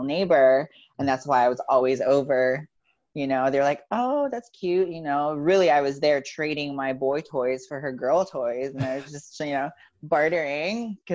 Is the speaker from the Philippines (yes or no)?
yes; Philippines; So growing up, I grew up in the Philippines